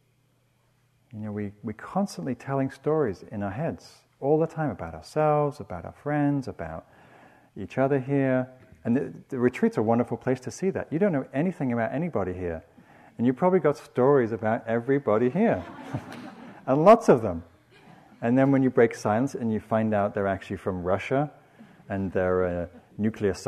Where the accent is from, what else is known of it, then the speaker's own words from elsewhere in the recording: England, United Kingdom; When I grew up in England, first I was raised in the South